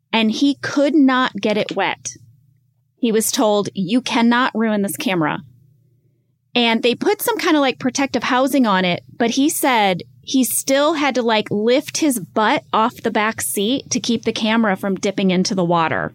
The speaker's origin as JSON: {"language": "English", "country": "United States", "said": "as American drivers"}